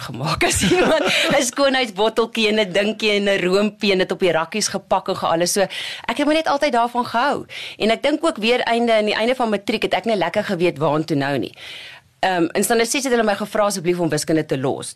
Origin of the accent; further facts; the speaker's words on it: Kimberley, Northern Cape, South Africa; moved away as an adult; also born or lived in Warrenton / Jan Kempdorp / Bloemfontein; toe gaan ons Kimberley toe